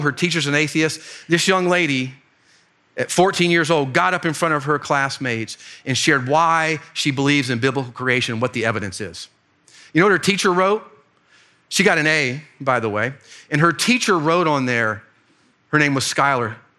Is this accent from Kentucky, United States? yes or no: no; Fort Myers, Florida, United States; moved away; my hometown, Fort Myers, Florida